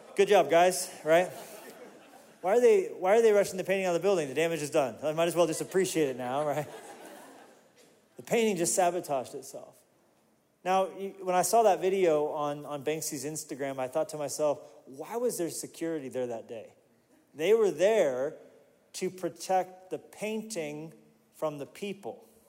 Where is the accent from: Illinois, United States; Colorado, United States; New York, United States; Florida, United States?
Colorado, United States; Colorado Springs; moved away; also born or lived in Pueblo, Colorado; I was born in Pueblo and raised in, in the Springs